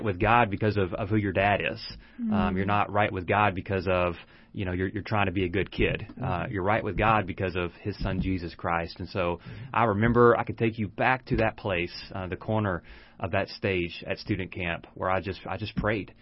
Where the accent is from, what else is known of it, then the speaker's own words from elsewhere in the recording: Texas, United States; also born or lived in Arkansas; now in Georgetown, United States; My wife and I both were born in Texas. We were raised in Texas. Our entire lives were spent in Texas.